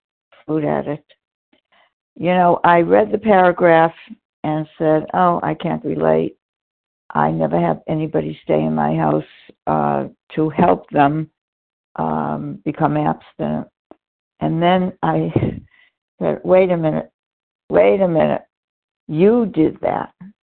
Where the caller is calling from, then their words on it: Florida, United States; I'm calling from Florida right now